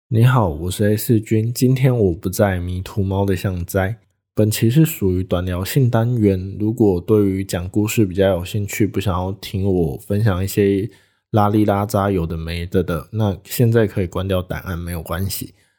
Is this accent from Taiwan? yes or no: yes; Taitung, Taitung County, Taiwan; 小弟本人，就住在台东，也是土生土长的台东人